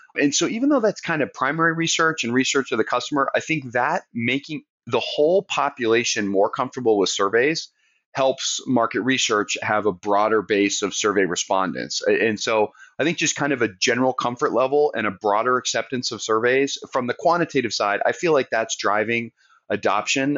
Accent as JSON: {"language": "English", "region": "Southern Maine", "country": "United States", "tie": "born or raised there", "moved": "yes", "lives_now": "Charleston, United States", "said": "I grew up in Southern Maine, so I'm a New England transplant"}